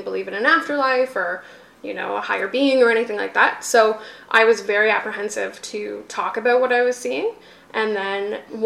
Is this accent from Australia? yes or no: no; Kitchener, Ontario, Canada; I was raised in Kitchener.